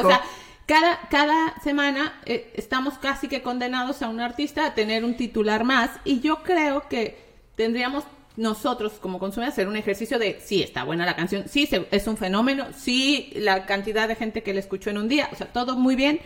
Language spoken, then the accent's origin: Spanish; Mexico; como mexicana